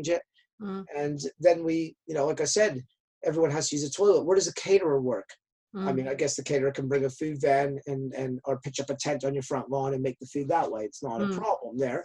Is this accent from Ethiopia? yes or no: no; Canada; I'm from Canada